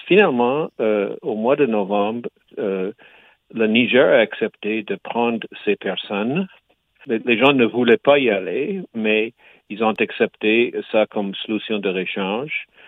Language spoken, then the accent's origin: French; Quebec, Canada; je suis canadien, québécois